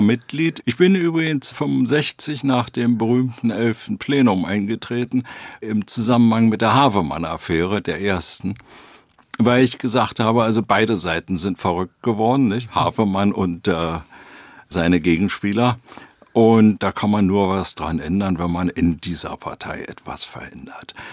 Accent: Berlin, Germany; Zunächst mal Berlin West bis 1950. Dann gab es einen sozusagen halb illegalen Umzug von West nach Ost-Berlin. Und dann bin ich in Weißensee, also in Ost Berlin, groß geworden

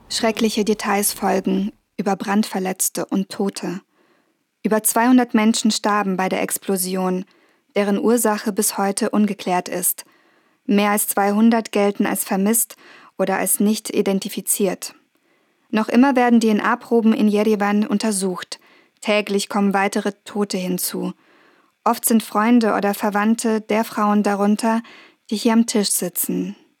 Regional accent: Germany; ich bin Journalistin aus Deutschland

